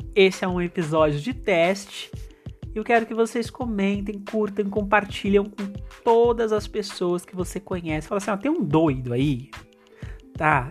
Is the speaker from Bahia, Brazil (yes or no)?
no; interior of São Paulo, Brazil; eu sou do interior de São Paulo